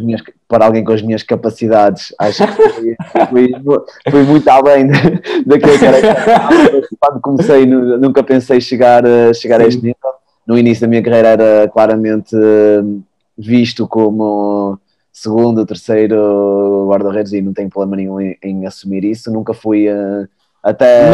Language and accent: Portuguese; Porto, Norte, Portugal; also born or lived in Trás-os-Montes; sou do Porto